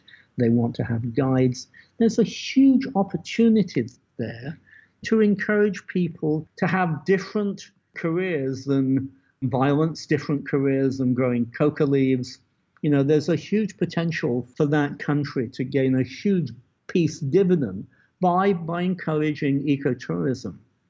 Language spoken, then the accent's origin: English; Las Cruces, New Mexico, United States; What's that worth to the people of Las Cruces, which used to be my hometown?